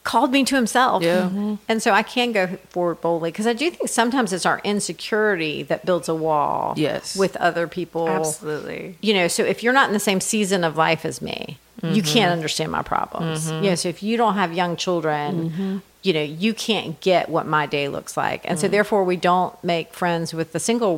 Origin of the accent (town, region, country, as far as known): United States; also born or lived in United Kingdom